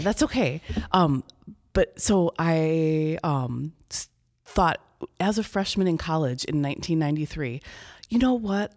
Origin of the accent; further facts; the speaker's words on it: Chicago, Illinois, United States; moved away as an adult; also born or lived in Iowa / Bloomington, Illinois; I'm from the Chicago area originally